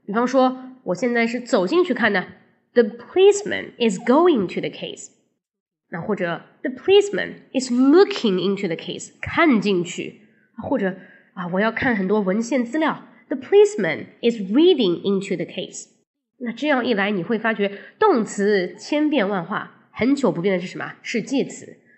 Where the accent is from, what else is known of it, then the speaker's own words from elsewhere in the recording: China; 老外说话他在乎的是状态，而我们中国人说话呢，他在乎的是动作。